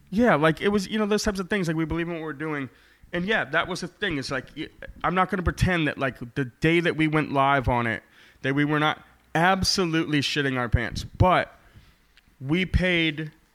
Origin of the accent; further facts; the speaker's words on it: Maine, United States; accent: Maine; now in Portland, United States; I was born in Maine. I got the accent, kid.